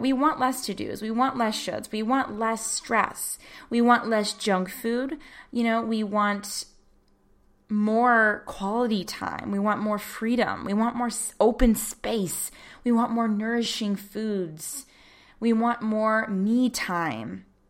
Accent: United States; as an American

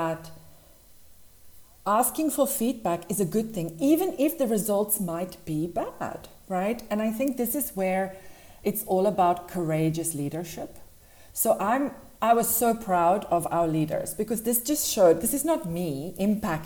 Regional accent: South Africa; moved away as an adult; now in Dubai, United Arab Emirates; So I grew up in South Africa. I'm originally from there

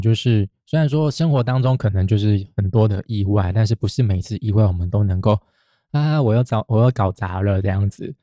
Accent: Taiwan; 就跟我们台湾人也是啊，就嫌弃日本人的纳豆臭一样

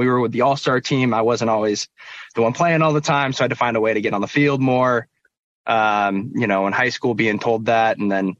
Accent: Portland, Oregon, United States; born there; So I was born in Portland. We actually moved up to Seattle for a year.

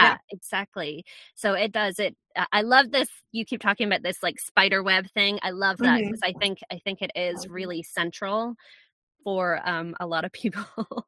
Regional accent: Scotland, United Kingdom; accent: Scottish-American hybrid; Yeah, I'm from Scotland. I have people are going to listen to this and go, that is not a Scottish accent. You are correct, people. It is not a Scottish accent because I have lost it.

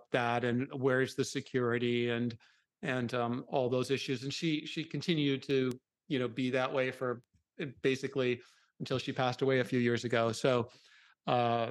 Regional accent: Minnesota, United States; I grew up in Minnesota

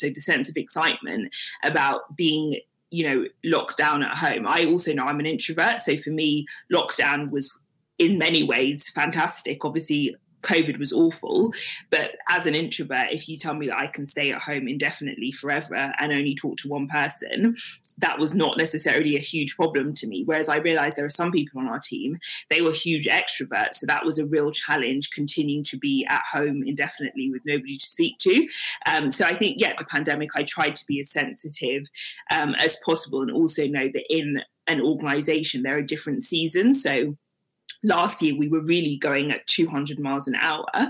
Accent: London, United Kingdom; also born or lived in Nigeria / Lincoln / Leicester; I was born in Nigeria and moved here with my parents when I was six months old. So I've lived in London for most of my life. Um, I did live in Lincoln and Leicester for a few years growing up as well.

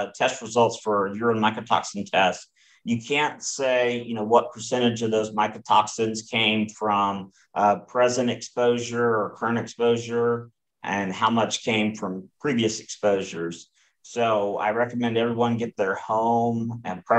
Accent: Southeast, United States; I grew up in the Southeast. I've lived in the Southeast most of my life.

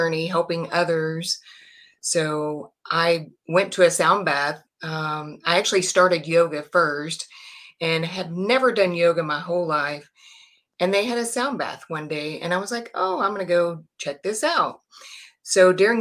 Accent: Texas, United States; I am from Texas, born and raised, and I'm still in Texas

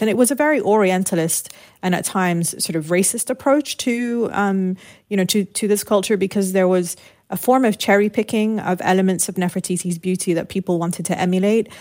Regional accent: United Kingdom; growing up in the United Kingdom, my parents had moved there during the Lebanese Civil War.

